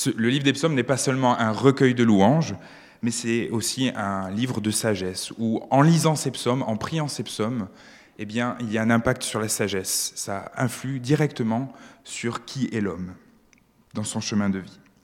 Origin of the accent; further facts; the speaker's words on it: France; moved away as an adult; now in Switzerland; je suis un, immigré euh, français en Suisse